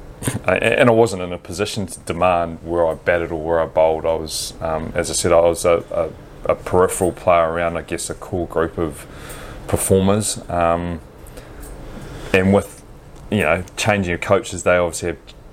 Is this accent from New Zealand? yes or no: yes; New Zealand; as a kid growing up in New Zealand in the 80s